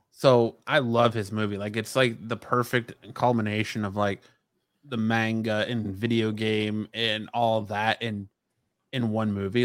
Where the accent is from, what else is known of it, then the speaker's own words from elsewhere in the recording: Michigan, United States; now in Phoenix, United States; the transplants we're getting from Michigan, like myself